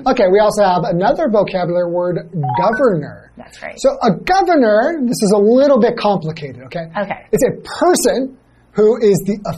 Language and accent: English; California, United States; I'm from California.